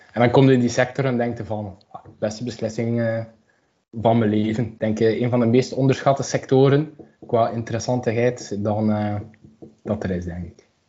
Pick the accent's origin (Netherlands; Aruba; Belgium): Belgium; Aalst, Flanders; moved away as an adult; now in Ghent, Belgium; ik kom uit Aalst